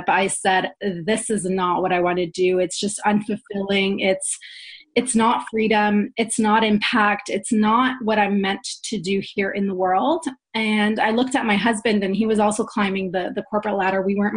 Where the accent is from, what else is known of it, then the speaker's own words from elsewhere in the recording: Canada; also born or lived in Poland; I was born in Poland and raised in Canada since I was 6 years old.